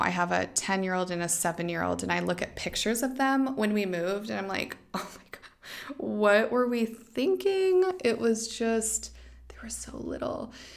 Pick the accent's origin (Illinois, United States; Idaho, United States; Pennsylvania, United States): Idaho, United States; moved away as an adult; also born or lived in Dominican Republic / Vietnam / Ohio / Thailand; now in Portugal; back to Idaho, my hometown.